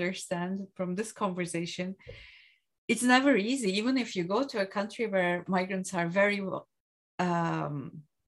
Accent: Turkey; moved away as an adult; now in Belgium; I say, I'm from Turkey

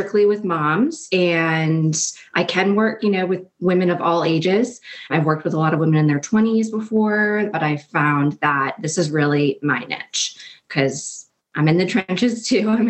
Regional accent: New Jersey, United States; moved away as an adult; also born or lived in Washington, D.C.; My husband and I grew up in New Jersey and we were high school sweethearts.

